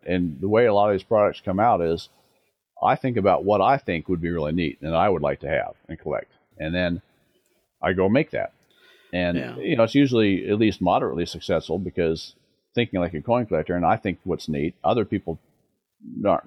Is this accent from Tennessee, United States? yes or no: no; Denver, Colorado, United States; I grew up in Denver